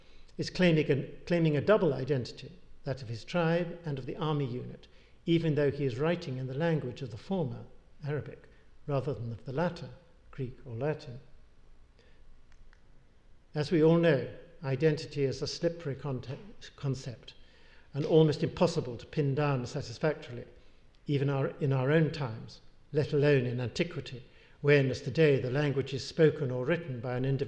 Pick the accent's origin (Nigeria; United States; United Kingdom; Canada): United Kingdom; England; accent: English; an English accent, I identify myself as Scottish when I'm in England, but am identified by others as English when I'm in Scotland